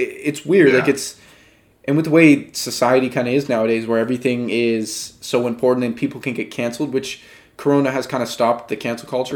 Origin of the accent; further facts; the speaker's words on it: Canada; we're Canadian